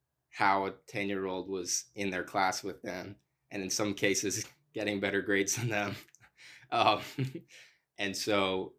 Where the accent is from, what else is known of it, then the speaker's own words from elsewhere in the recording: the South, United States; I'm from the South and so that's my worldview